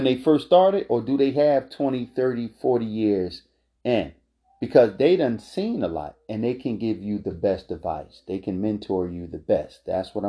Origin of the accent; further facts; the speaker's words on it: Philadelphia, Pennsylvania, United States; I'm born and raised in Philadelphia